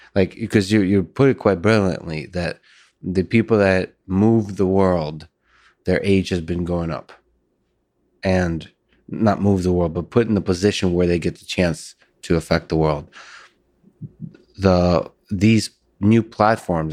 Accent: Russia; moved away; I was born in Russia

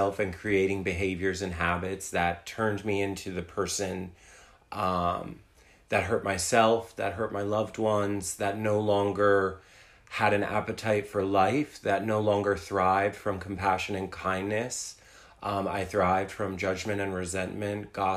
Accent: New Jersey, United States; moved away as an adult; also born or lived in New York City; now in Wilmington, United States; I was born and raised in New Jersey. I moved to New York City when I was 21 years old

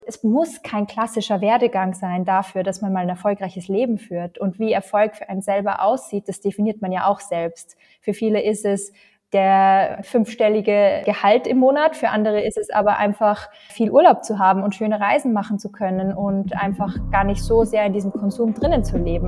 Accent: Austria; bei uns in Österreich

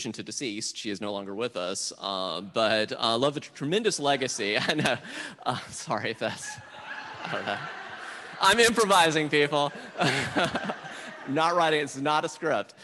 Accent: South Carolina, United States; moved away; I grew up Southern Baptist in South Carolina

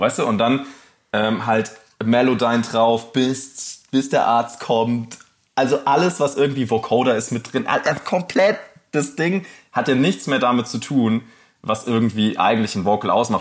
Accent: Rhineland-Palatinate, Germany; ich bin halt in der Pfalz groß geworden

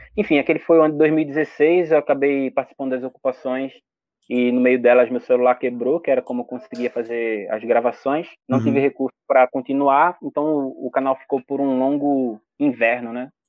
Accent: Olinda, Pernambuco, Brazil; eu sou natural da Ilha do Rato, que é uma favela lá de Olinda, Pernambuco, nascido e criado

